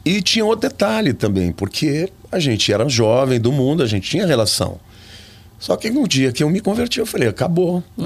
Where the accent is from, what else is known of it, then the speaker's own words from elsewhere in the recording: Olímpia, São Paulo, Brazil; also born or lived in Campinas; eu nasci em Campinas, mas fui criado em Olímpia, uma cidade Sim. do interior